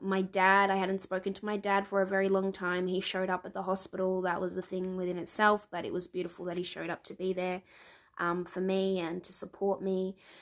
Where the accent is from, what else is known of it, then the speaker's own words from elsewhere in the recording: Melbourne, Victoria, Australia; now in New Zealand; I was born in Melbourne. I'm currently living in Aotearoa, the land of the long white cloud, New Zealand